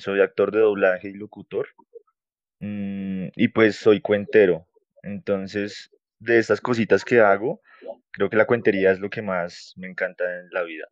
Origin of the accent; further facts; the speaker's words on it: Bogotá, Colombia; moved away as an adult; now in Sopó, Colombia; soy de Bogotá, pero actualmente estoy viviendo fuera de la ciudad. Estoy viviendo en un municipio que se llama Sopó.